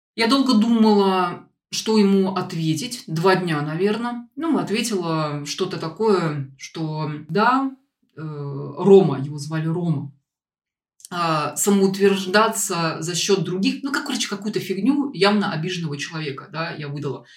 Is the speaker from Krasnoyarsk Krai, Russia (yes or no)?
no; Saint Petersburg, Russia; moved away; в Петербург, откуда я родом